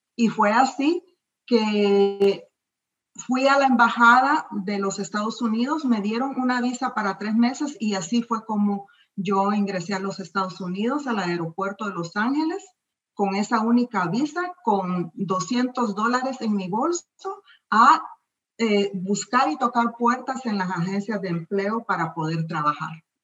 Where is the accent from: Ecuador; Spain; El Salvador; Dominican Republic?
El Salvador; moved away as an adult; also born or lived in Miami, United States; now in United States; mi país, El Salvador